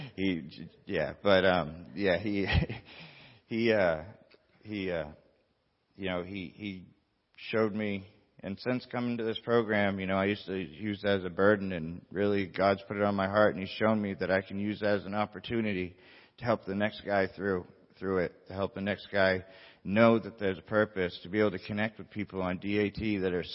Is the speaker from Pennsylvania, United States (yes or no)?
no; Bar Harbor, Maine, United States; moved away; I'm from Maine. I'm from Bar Harbor, Maine, a little island off the coast of Maine